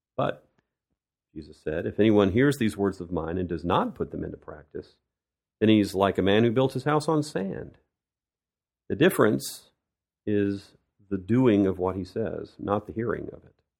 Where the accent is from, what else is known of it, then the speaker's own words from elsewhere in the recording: United States; moved away as an adult; now in Russia; I'm an American who's lived in Russia for many years